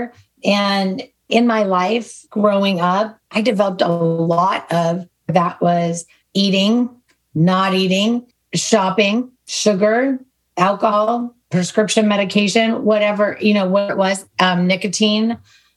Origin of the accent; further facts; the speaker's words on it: Southern California, United States; Born and raised in California, in Southern California.